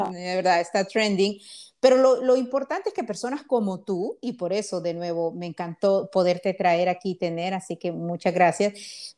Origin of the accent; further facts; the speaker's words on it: Honduras; moved away as an adult; now in United States; soy de Honduras